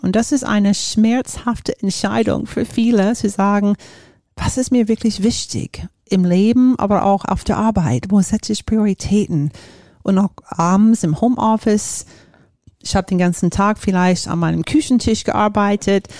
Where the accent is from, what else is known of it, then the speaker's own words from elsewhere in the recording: Florida, United States; German is a second language; moved away as an adult; also born or lived in Japan; now in Germany; komme ich aus den USA, bin in Florida aufgewachsen